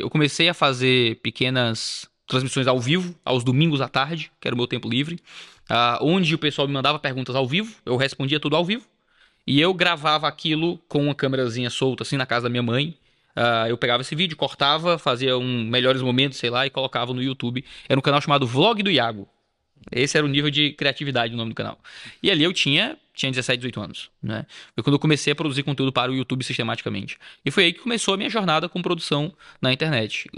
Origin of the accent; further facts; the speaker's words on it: Ceará, Brazil; Nascido e criado, como dizemos. Nasci no Ceará